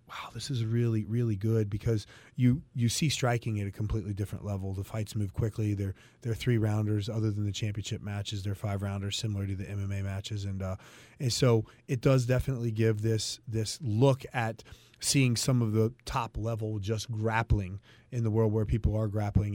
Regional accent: Cincinnati, Ohio, United States; I'm from Cincinnati

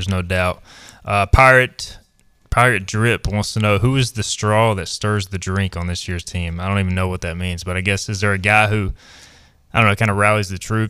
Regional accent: Greenville, North Carolina, United States; I grew up in Greenville as a kid

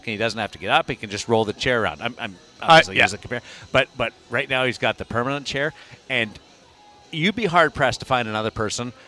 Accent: Brandon, Manitoba, Canada; I'm from Brandon

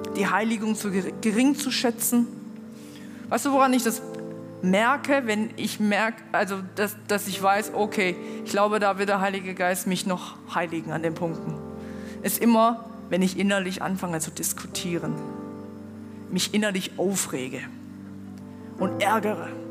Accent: China; now in Germany; ich komme aus China

